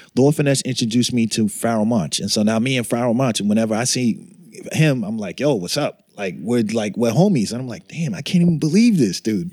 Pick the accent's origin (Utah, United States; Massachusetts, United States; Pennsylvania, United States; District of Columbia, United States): Massachusetts, United States; Boston; growing up in Boston